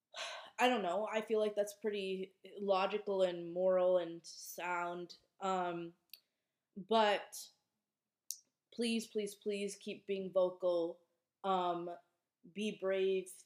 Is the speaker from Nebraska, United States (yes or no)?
no; Minnesota, United States; moved away as an adult; now in Boston, United States; I was home for a couple weeks over the holidays in Minnesota